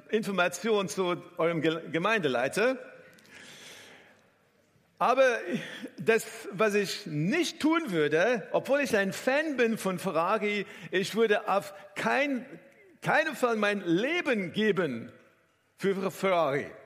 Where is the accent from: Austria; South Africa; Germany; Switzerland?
South Africa; auch vor Ort in Südafrika, wo ich herkomme, äh, habe ich insgesamt zehn Formel 1 Rennen angeschaut live